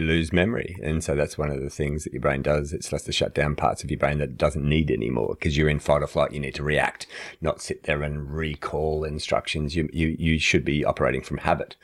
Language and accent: English; Australia